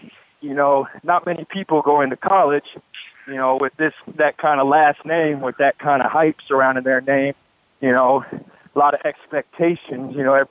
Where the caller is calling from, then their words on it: St. Louis, Missouri, United States; I'm calling in from St. Louis, Missouri.